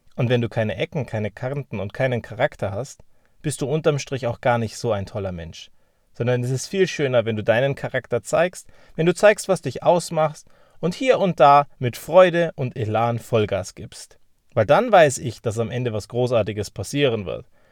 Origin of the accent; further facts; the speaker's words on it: Germany; wir sind ja Deutsche.